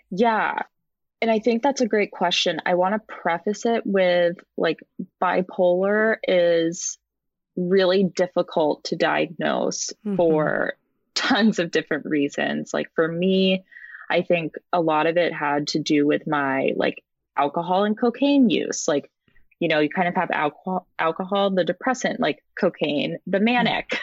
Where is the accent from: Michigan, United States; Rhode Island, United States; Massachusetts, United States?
Rhode Island, United States; now in San Francisco, United States; I'm originally from Rhode Island, the smallest state, but I currently live in the Bay Area um, in San Francisco